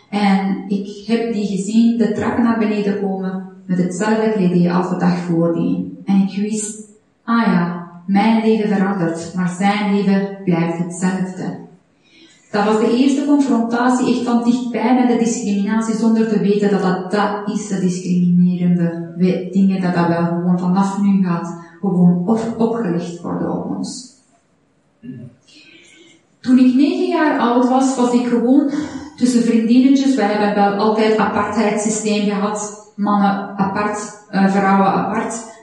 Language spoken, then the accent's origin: Dutch; Iran; now in Belgium; Ik ben geboren en getogen in Iran. Toen ik geboren was, waren 70